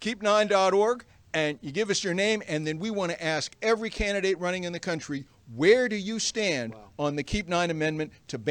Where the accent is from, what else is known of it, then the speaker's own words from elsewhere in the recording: McLean, Virginia, United States; from McLean, Virginia.